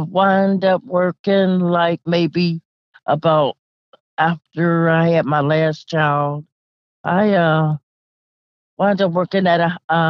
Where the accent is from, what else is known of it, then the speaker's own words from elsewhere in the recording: Pittsburgh, Pennsylvania, United States; moved away as an adult; also born or lived in Detroit, Michigan; now in Atlanta, United States; I'm born and raised.